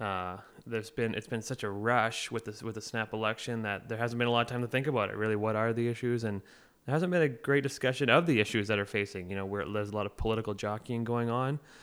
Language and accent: English; Oliver, British Columbia, Canada; now in Victoria, Canada; I grew up in Oliver and Osoyoos in between the two towns.